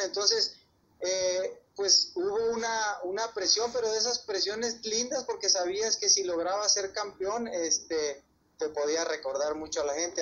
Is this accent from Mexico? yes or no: yes; Mexico; aquí en México le echamos a la fruta